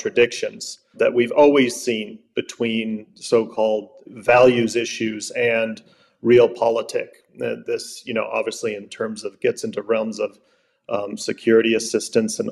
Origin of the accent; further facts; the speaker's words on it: United States; speaking as an American now